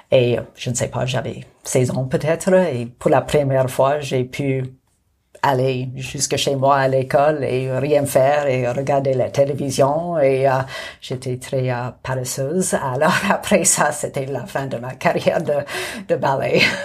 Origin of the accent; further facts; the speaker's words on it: Montreal, Quebec, Canada; first language English; French is a second language; moved away as an adult; also born or lived in Jasper, Alberta / Calgary, Alberta; now in Nakusp, Canada; je suis née à Jasper, et puis, euh, j'ai fait mon enfance à Calgary, mais à l'âge de 10 ans, j'ai déménagé à Montréal. Et alors, j'ai passé une décennie à Montréal